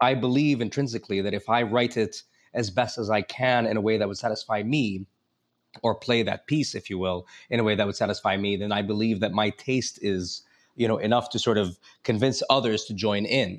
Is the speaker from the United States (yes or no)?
yes; United States; as an American